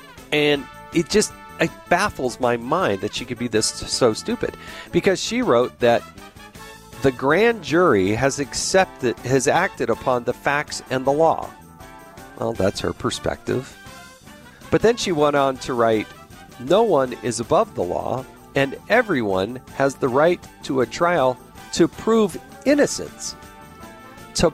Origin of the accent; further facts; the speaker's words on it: the West, United States; Yeah, I'm not big on that. I'm from the West.